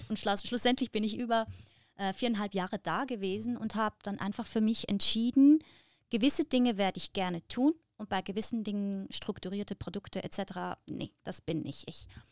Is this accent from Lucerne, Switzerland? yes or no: yes; Lucerne, Switzerland; im Kanton Luzern, wo ich herkomme, gibt es viel Hochwasser